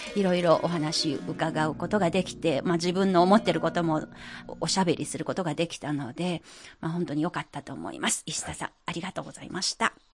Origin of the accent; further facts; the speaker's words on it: China; 私は中国人ですが